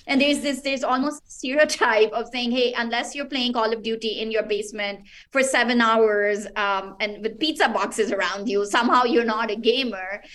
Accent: Pakistan; I'm originally from Pakistan

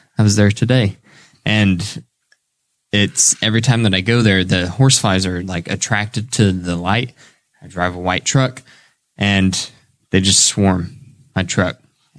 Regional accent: Dunreath, Indiana, United States; In my house and growing up in Dunreath, there were a lot.

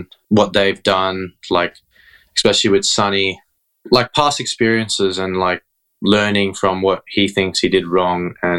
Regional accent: Sydney, New South Wales, Australia; also born or lived in Iba, Zambales, Philippines; I was originally born in the Philippines in Ibo Zambales. And then when I was 6 months old, I think Dad and Mum decided they wanted to live in Australia. All of us, we all came here.

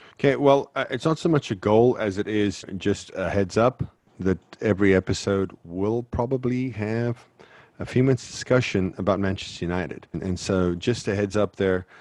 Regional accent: South Africa; moved away; I grew up in South Africa

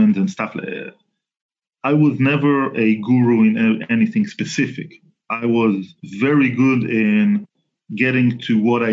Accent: Southern District, Israel; Israeli. I was born and raised in Israel, born in 1974, so I'm like 46-ish now. Almost all of my life I was living in the south part of Israel

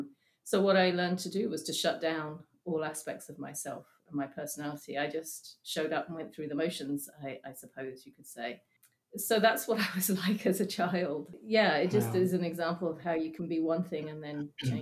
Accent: England, United Kingdom; also born or lived in Singapore; So I was born in Singapore. Then we moved back to England, and I think when I was 2 or 3, something like that, we went back to Singapore again for another couple of years, and then back to England again.

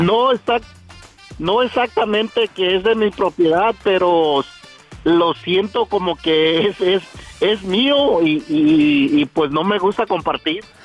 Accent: Acapulco, Guerrero, Mexico; now in Odessa, United States; de, de, mero Acapulco, soy costeñito

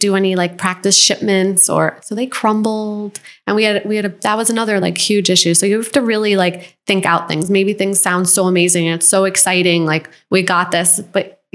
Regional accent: Buffalo, New York, United States; moved away as an adult; also born or lived in Los Angeles; I grew up in New York, in upstate New York, and kind of a small town, Buffalo

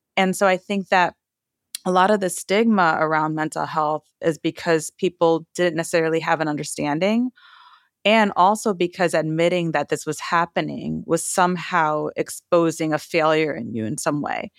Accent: Trinidad & Tobago; moved away; I come from a Caribbean household. I was born in Trinidad

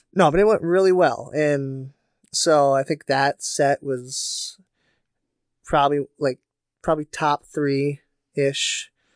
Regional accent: Faribault, Minnesota, United States; my hometown, Faribault

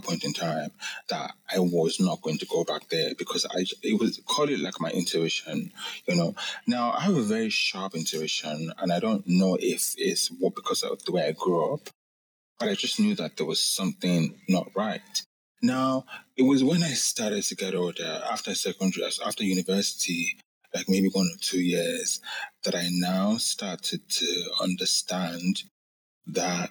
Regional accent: Lagos, Nigeria; I grew up in Lagos, Nigeria

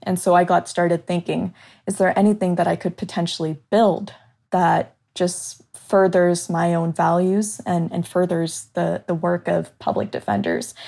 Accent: Southern California, United States; moved away as an adult; also born or lived in Chicago; I moved from my hometown in Southern California to attend school in the city of Chicago

